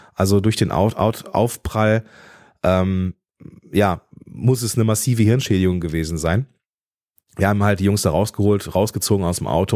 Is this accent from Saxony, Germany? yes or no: no; Moers, North Rhine-Westphalia, Germany; also born or lived in Düsseldorf / Eifel; Ich bin im Dreistromgebiet groß geworden, zwischen dem Niederrhein, dem Ruhrgebiet